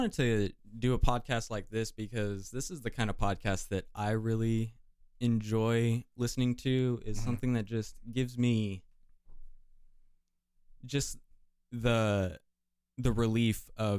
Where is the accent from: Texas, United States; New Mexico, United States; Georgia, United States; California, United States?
Texas, United States; El Paso; now in Washington, United States; I'm from Texas.